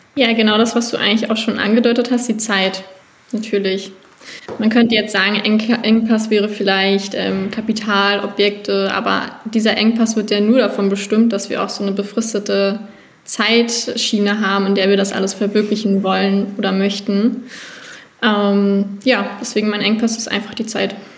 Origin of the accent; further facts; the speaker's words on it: outskirts of Berlin, Brandenburg, Germany; ich bin am Rand von Berlin aufgewachsen größtenteils, zwischendurch auch mal kurz in Berlin, aber in der Regel schon außerhalb